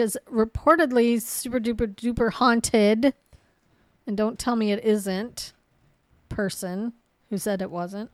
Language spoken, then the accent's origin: English; Ohio, United States; we're from Ohio